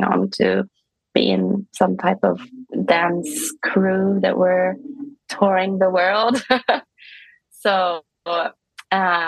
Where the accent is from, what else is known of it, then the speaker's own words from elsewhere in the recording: Stockholm, Stockholm County, Sweden; moved away; also born or lived in Vienna, Austria; I'm from Stockholm